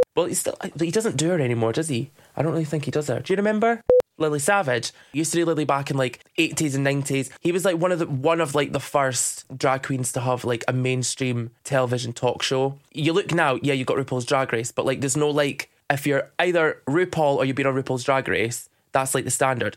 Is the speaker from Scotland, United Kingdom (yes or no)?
yes; Dundee, Scotland, United Kingdom; I'm from Dundee